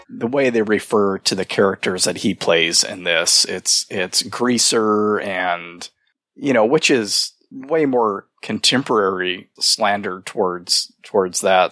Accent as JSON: {"language": "English", "town": "Fresno", "region": "California", "country": "United States", "tie": "born or raised there"}